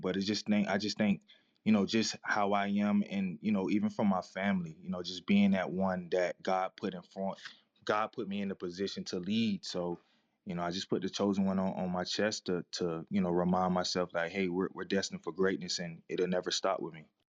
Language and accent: English; Daytona Beach, Florida, United States; growing up in Daytona